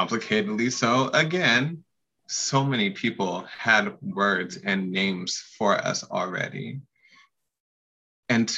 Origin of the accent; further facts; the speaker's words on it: Pacific Northwest, United States; I am born and raised in the Pacific Northwest